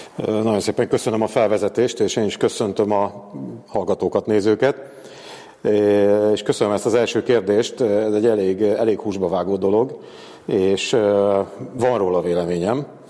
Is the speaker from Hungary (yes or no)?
yes; Devecser, Veszprém County, Hungary; moved away; also born or lived in Tapolca; E, illetve Tapolcán születtem, csak Devecserben nőttem fel